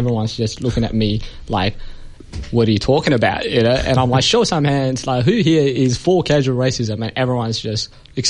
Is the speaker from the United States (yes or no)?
no; Ethiopia; now in Perth, Australia; I'm originally from Ethiopia.